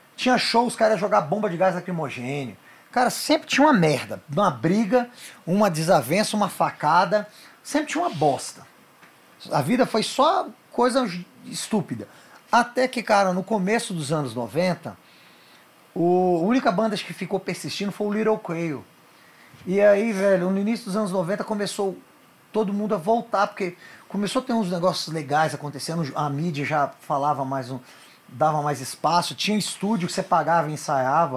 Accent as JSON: {"language": "Portuguese", "town": "Brasília", "region": "Federal District", "country": "Brazil", "tie": "born or raised there", "said": "Eu nasci no Hospital do Gama, mas eu fui criado, meu pai trabalhava"}